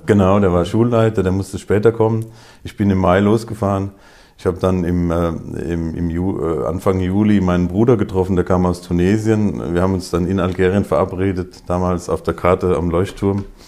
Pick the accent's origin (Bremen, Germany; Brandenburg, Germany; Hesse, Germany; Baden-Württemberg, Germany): Hesse, Germany; Groß-Bieberau; now in Wiesbaden, Germany; aufgewachsen in Großbiberau